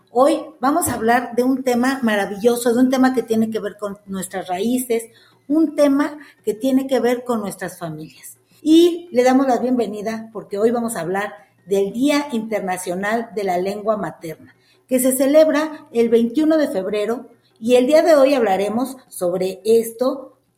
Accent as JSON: {"language": "Spanish", "country": "Mexico", "said": "de lo que somos los mexicanos"}